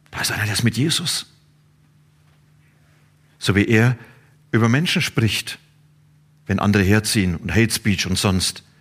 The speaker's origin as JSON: {"language": "German", "region": "Bavaria", "country": "Germany", "said": "Ich komme aus Franken. Und in Franken gibt es ein Wort, das heißt Bastion."}